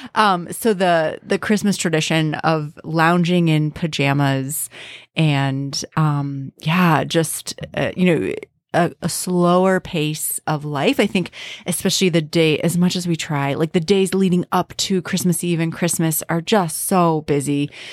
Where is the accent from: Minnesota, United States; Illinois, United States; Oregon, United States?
Minnesota, United States; as a Minnesotan